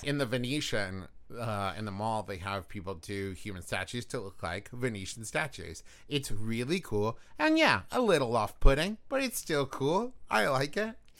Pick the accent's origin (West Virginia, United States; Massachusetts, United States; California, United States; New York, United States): West Virginia, United States; my home state